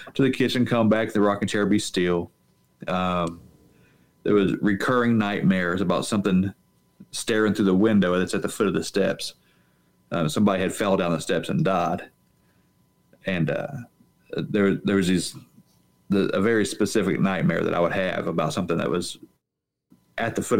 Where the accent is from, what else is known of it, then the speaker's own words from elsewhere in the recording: Southern Appalachia, West Virginia, United States; I grew up I live in Southern Appalachia